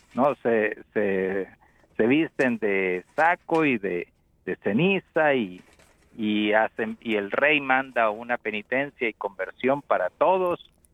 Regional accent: Nicaragua; yo que soy de Nicaragua

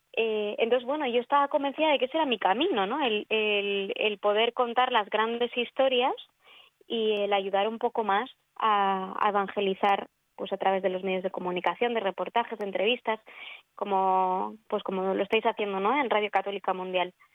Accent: Spain; also born or lived in Rome; ya se identifica por mi acento, soy, soy española

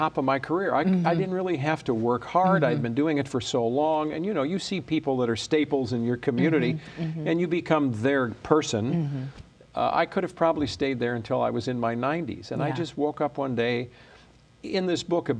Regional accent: Chicago, Illinois, United States; moved away as an adult; now in Michigan, United States; So I grew up in Chicago. Left when I was about 18, 19 years old

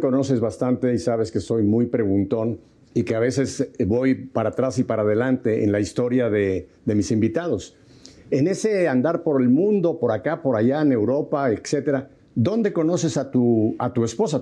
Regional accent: Mexico City, Mexico; los nacidos en Ciudad de México nos llaman chilangos

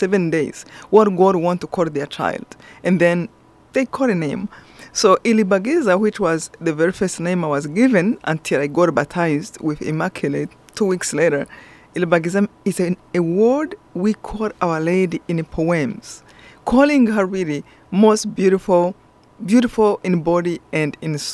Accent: Rwanda; moved away; I'm from Rwanda, this beautiful center of Africa, really beautiful country

